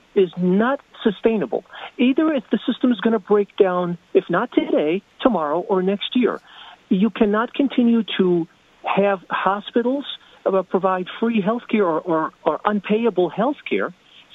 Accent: United States; also born or lived in Rochester Hills, Michigan; we as Americans

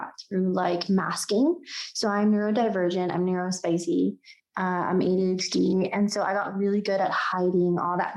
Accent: United States; also born or lived in Mexico (ancestry); I'm Mexican American

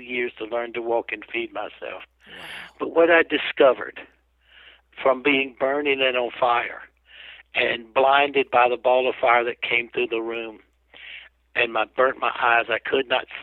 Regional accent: South Carolina, United States; I'm from South Carolina. I grew up as a jackass, you know, tough guy

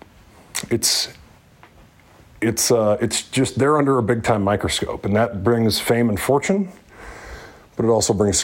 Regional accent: Northeast Iowa, United States; I grew up a Hawkeye in Northeast Iowa

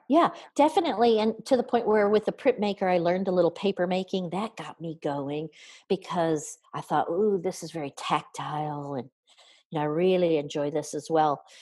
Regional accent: near Kalamazoo, Michigan, United States; I grew up in um, Cal- near Kalamazoo, Michigan so southern Michigan, uh, about halfway between Detroit, uh, Detroit and Chicago

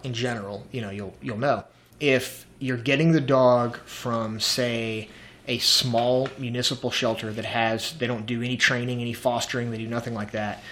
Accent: the South, United States; I'm from the South.

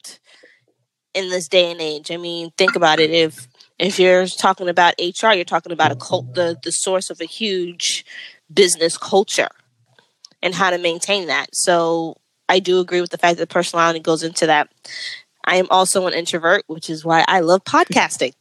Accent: New York, United States; I'm a New Yorker

